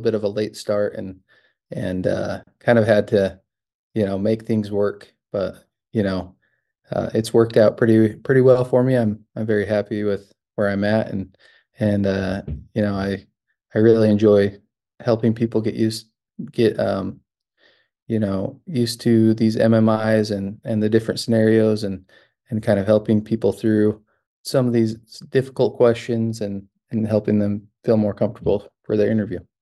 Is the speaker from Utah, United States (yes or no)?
yes; Utah, United States; moved away as an adult; also born or lived in New Mexico; now in Michigan, United States; I'm originally from Utah.